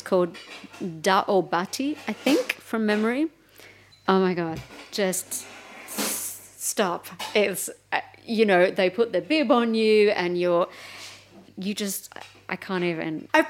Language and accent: English; Melbourne, Victoria, Australia; Yeah, I'm from Melbourne. I'm sorry.